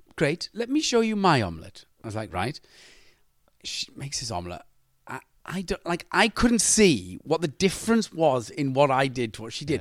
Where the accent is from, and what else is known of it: Wales, United Kingdom